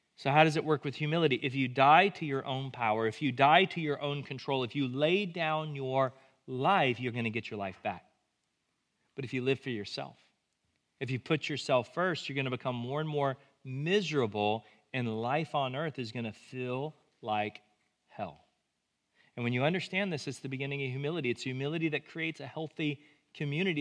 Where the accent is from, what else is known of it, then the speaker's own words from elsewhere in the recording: United States; we as American Christians use our faith